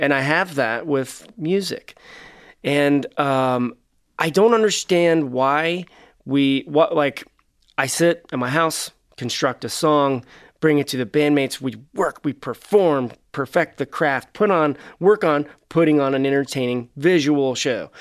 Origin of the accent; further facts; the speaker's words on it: Cincinnati, Ohio, United States; We're from Cincinnati, for those that don't know, which is right across the river from Kentucky